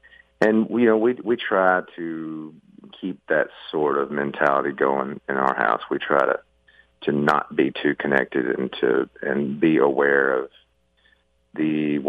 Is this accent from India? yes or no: no; the South, United States; things really were just boiled down to their very simplest structure growing up in the South when I did.